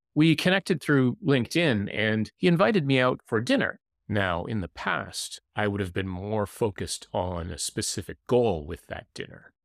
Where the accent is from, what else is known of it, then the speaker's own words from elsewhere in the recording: Canada; as someone who lives in the city and also as a Canadian